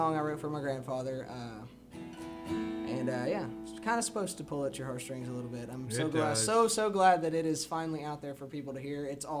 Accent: Willis, Texas, United States; now in Conroe, United States; I'm from Willis. Grew up on the north end of Lake Conroe, but ever since I was 18, I've lived here in Conroe.

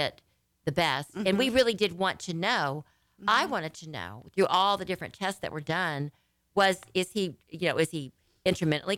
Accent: Louisiana, United States; now in Texas, United States; I'm from Louisiana, my family, the whole bit

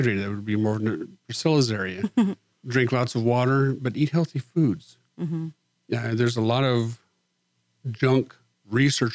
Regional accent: Far West Texas, United States; moved away as an adult; also born or lived in Montgomery County, Texas; I was raised in Far West Texas, and for 30 years, that was my home.

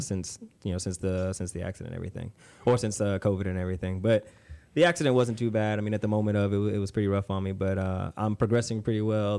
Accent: Conroe, Texas, United States; I played sports growing up in Conroe, um, went to Conroe High

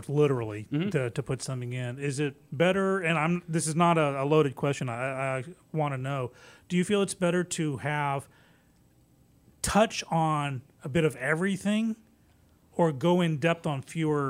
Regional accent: England, United Kingdom; also born or lived in Japan; now in United States; I grew up in England.

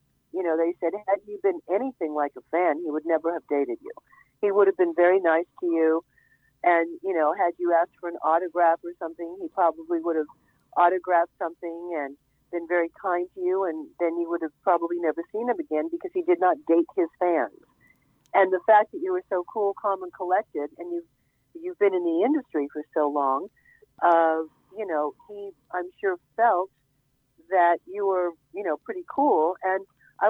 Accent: Southern California, United States; also born or lived in Hawaii; I was growing up in Southern California. I was a beach girl

